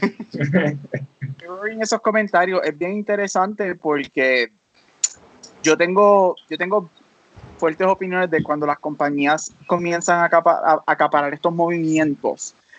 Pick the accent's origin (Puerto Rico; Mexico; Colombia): Puerto Rico; como buen boricua, tenemos una mezcla en nuestra familia